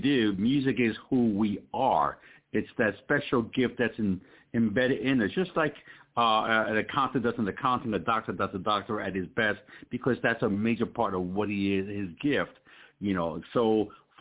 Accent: New York City, New York, United States; moved away; also born or lived in Puerto Rico / New Haven, Connecticut; I'm originally from Puerto Rico. And then went to Bronx, New York, where I was raised in the Bronx, and then went over to New Haven, Connecticut

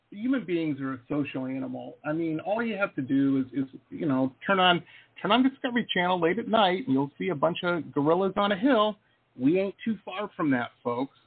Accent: Detroit, Michigan, United States; I'm from Detroit

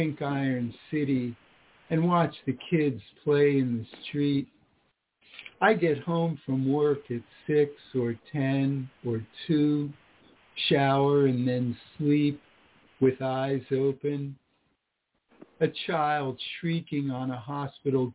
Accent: Florida, United States; also born or lived in Washington, D.C. area; now in Pittsburgh, United States; I'm originally from Florida, but I live now

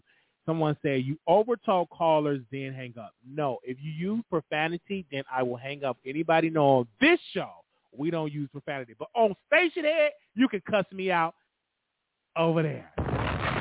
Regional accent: Chicago, Illinois, United States; I'm from Chicago.

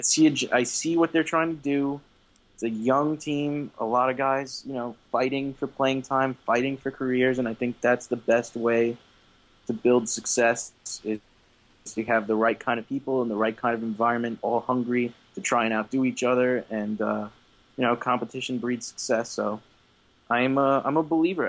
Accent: New York, United States; being a New Yorker

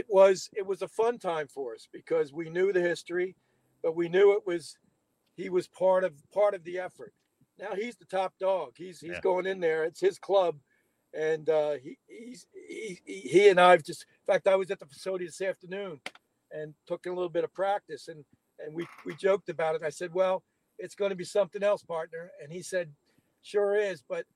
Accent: Delaware County, Pennsylvania, United States; moved away; I was born and raised in Delaware County

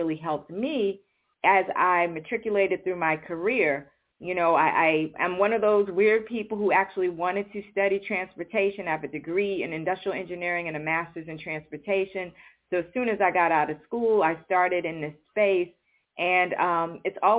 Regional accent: New York City, New York, United States; moved away; I grew up in New York City

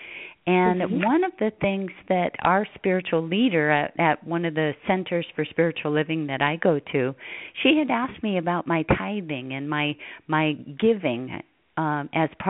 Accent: Hawaii, United States; moved away as an adult; I grew up in Hawaii. I was the last of 10 children, raised on the beach

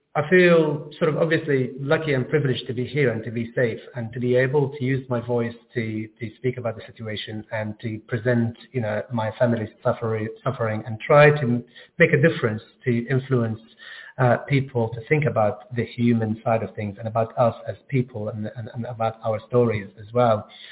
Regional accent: Gaza, Gaza Strip, Palestine; now in London, United Kingdom; I grew up in Gaza and I moved to London in 2002

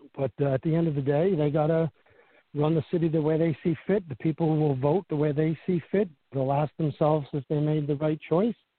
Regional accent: Cohoes, New York, United States; born or raised there

